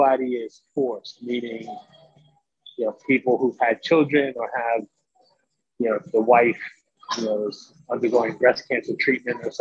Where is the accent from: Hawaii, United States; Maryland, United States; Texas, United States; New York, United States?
New York, United States; New York City; also born or lived in Andover, Massachusetts; now in Long Island, United States; I was born and raised in the Bronx. And I currently live in Long Island, New York